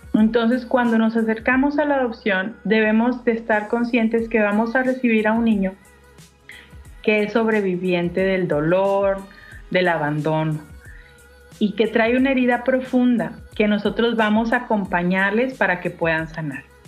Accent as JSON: {"language": "Spanish", "country": "Mexico"}